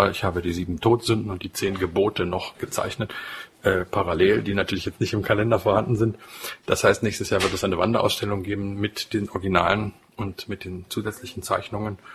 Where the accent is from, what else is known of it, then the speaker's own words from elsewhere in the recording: Saxony-Anhalt, Germany; born there; geboren im Harz, äh, übrigens in der Nähe auch des Ortes, wo der Luther aufgewachsen ist, in gewisser Weise also ein Landsmann.